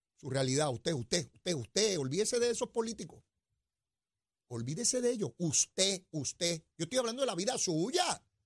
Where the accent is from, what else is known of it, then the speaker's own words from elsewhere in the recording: Puerto Rico; nosotros aquí